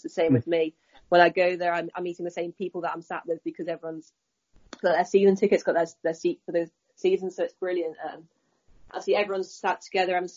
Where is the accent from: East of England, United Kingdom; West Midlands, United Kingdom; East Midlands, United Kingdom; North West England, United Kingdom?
East Midlands, United Kingdom; Leicester; moved away as an adult; also born or lived in Chester, England / Chicago, United States; My hometown's Leicester